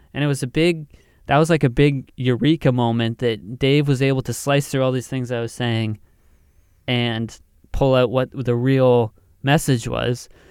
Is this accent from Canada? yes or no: yes; the Maritimes, Atlantic Canada, Canada; we're from the Maritimes and Atlantic Canada